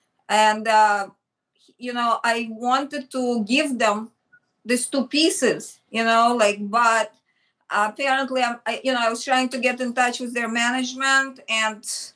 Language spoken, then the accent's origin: English; Michigan, United States; So before Parsons, and when I came from Michigan, there was like a time frame, and I did portraits in Greenwich Village